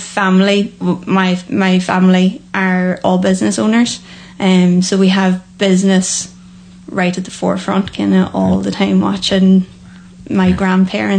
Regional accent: Annagry, Ulster, Ireland; also born or lived in Loughanure / Falcarragh; I'm originally from Anagra, so right in west

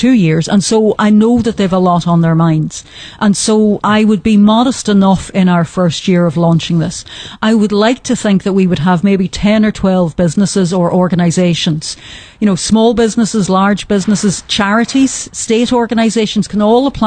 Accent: Strabane, Northern Ireland, United Kingdom; I grew up in Strabane

